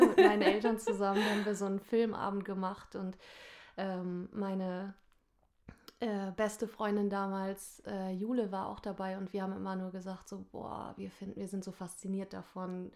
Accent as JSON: {"language": "German", "town": "Nordhorn", "region": "Lower Saxony", "country": "Germany", "tie": "born or raised there", "also_born_or_lived": "Hamburg", "moved": "as an adult", "said": "ich komme gebürtig aus Nordhorn. Ich bin da geboren und zur Schule gegangen"}